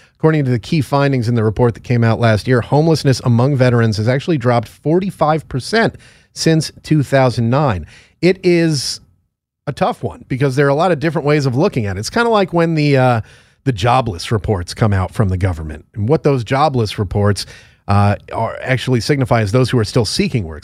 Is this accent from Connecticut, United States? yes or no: yes; Connecticut, United States; moved away; my home state of Connecticut